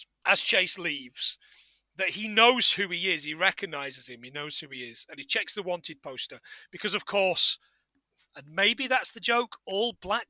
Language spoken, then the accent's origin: English; Scotland, United Kingdom; You know what? You can tell we're from Scotland and the lakes, because we get our water from the tap.